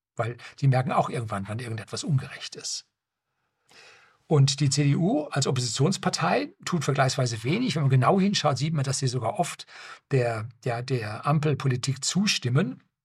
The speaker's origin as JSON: {"language": "German", "country": "Germany", "said": "bei uns in Deutschland"}